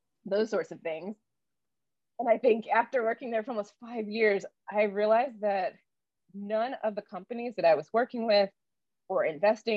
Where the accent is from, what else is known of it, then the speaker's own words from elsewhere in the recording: Durham, North Carolina, United States; I grew up in Raleigh-Durham, North Carolina